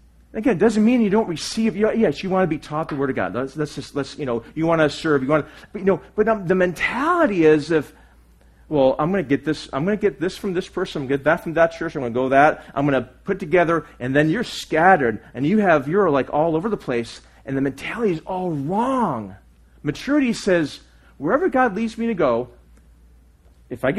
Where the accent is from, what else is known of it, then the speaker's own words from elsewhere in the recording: United States; I'm just American